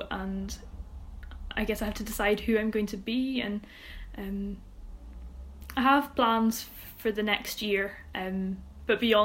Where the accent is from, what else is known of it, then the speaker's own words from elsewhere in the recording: Troon, Scotland, United Kingdom; my hometown, which is Troon